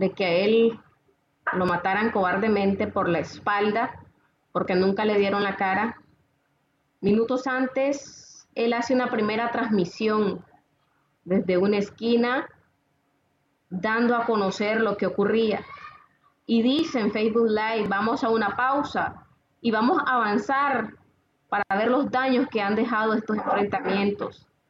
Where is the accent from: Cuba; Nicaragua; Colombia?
Nicaragua; somos nicaragüenses